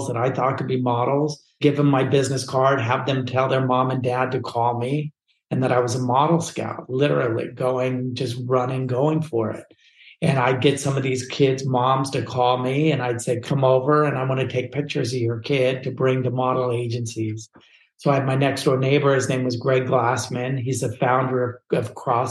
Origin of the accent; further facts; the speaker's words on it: California, United States; I come from a family from the West Coast here in California